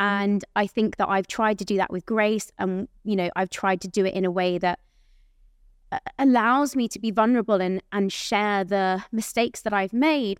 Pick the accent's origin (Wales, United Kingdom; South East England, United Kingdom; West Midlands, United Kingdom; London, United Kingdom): South East England, United Kingdom; near Aylesbury; at the theatre in Aylesbury, I had my mum in the audience, 'cause that's, like, close to my, where, my hometown where I grew up